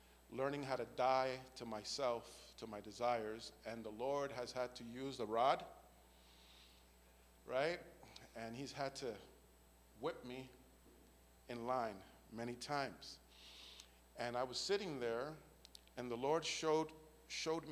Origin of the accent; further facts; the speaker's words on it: New York City, New York, United States; moved away; I came from a hellish environment, come from the Bronx, New York